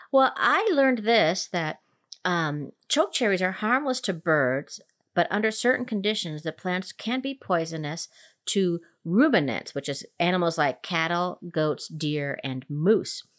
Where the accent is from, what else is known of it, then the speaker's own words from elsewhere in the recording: Minnesota, United States; also born or lived in Denver metro area, Colorado; now in Denver, United States; I grew up in Minnesota